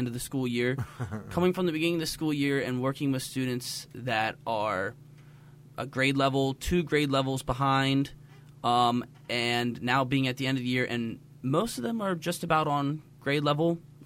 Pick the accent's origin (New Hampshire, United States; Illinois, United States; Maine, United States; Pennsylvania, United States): Pennsylvania, United States; York; moved away as an adult; now in Palm Beach County, United States; I'm originally from York, Pennsylvania, which is in South Central Pennsylvania